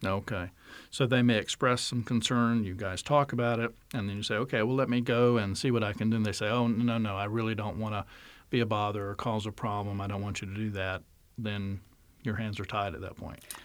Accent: North Carolina, United States; North Carolina, my home state

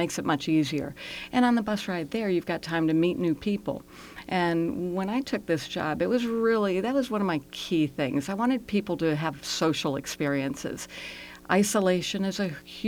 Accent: Reston, Virginia, United States; I grew up in Reston, and my husband and I live just on the outskirts of Reston

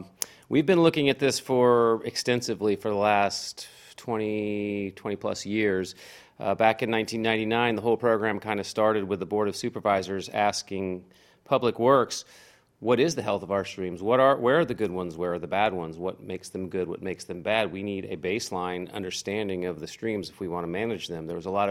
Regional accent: Manassas, Virginia, United States; Manassas. Okay. Yeah, so I'm kind of lived overseas a couple times, a few years, but yeah, this is pretty much my childhood home.

